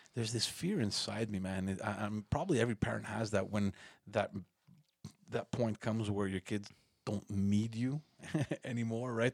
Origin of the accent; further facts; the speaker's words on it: Montreal, Quebec, Canada; we're all born and raised in Park X.